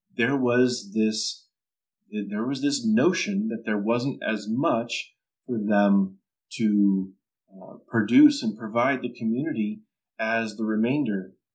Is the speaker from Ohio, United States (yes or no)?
no; Southern California, United States; growing up in Southern California